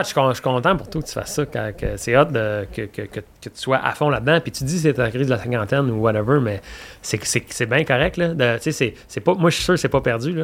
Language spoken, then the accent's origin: French; Quebec, Canada; j'aime le Québec, je suis québécois, j'aime ma patrie